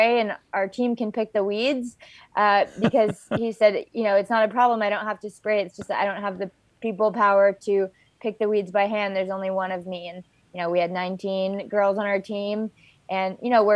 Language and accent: English; Hawaii, United States; moved away as an adult; also born or lived in Berkeley, California; I'm born and raised in Hawaii